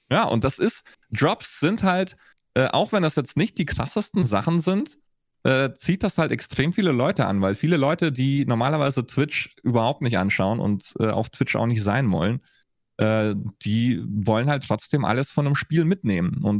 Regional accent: Augsburg, Bavaria, Germany; ich war in Berlin unterwegs, ich war in Franken unterwegs ich bin in, äh, in Augsburg beziehungsweise in Schwaben mehr oder weniger groß geworden.

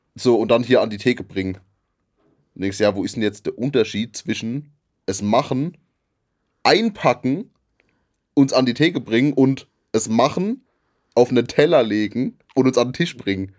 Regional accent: Rhineland-Palatinate, Germany; in der Gegend, wo wir, wo ich herkomme, wird eher Wein getrunken

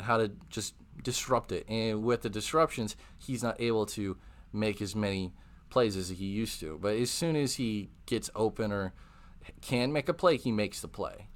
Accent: Wisconsin, United States; moved away; also born or lived in Texas; I'm from Wisconsin

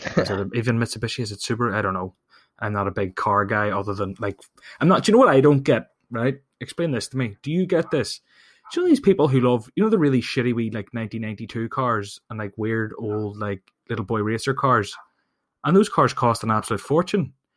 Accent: Ireland; I'm from Ireland

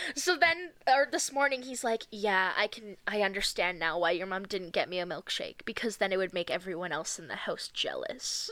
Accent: Ontario, Canada; growing up in Ontario in like 2006

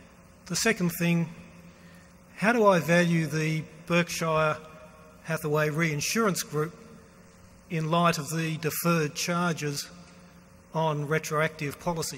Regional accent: Melbourne, Victoria, Australia; from Melbourne, Australia.

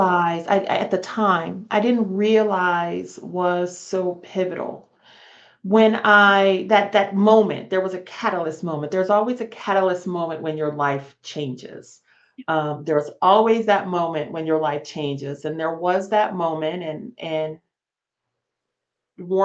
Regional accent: Las Vegas, Nevada, United States; moved away as an adult; I grew up in Las Vegas, Nevada

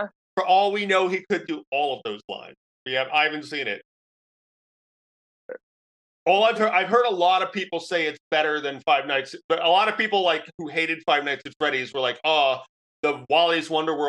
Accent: New York, United States; I'm a New Yorker.

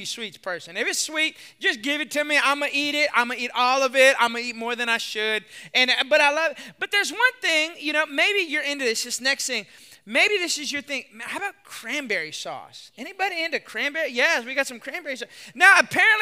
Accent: Texas, United States; I'm from Texas

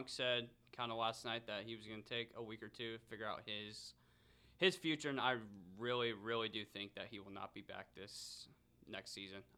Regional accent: Sutton, Nebraska, United States; I'm from Sutton, Nebraska.

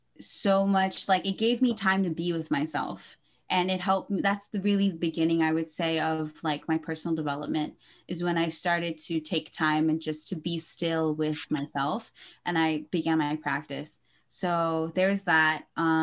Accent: Philippines; I would say that being Filipino and like especially moving back to the Philippines and then coming back here has really given a depth to what

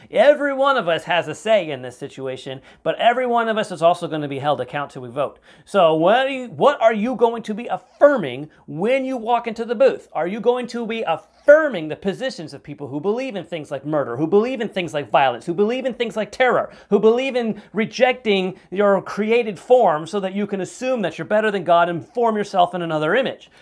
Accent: Florida, United States; here in my home state of Florida

